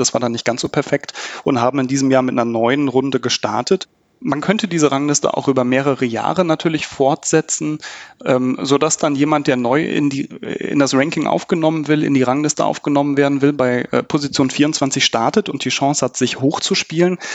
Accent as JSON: {"language": "German", "country": "Germany", "said": "wir Deutschen"}